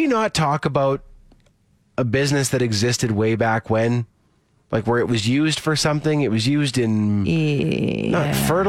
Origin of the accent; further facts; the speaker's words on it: Saskatoon, Saskatchewan, Canada; now in Calgary, Canada; my hometown of Saskatoon.